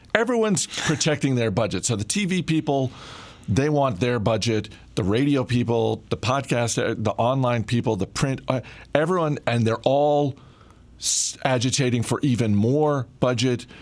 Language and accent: English; Maine, United States; moved away; my home state of Maine